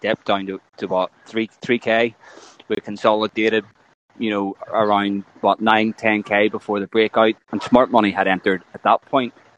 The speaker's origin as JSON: {"language": "English", "region": "Northern Ireland", "country": "United Kingdom", "said": "I'm from Ireland."}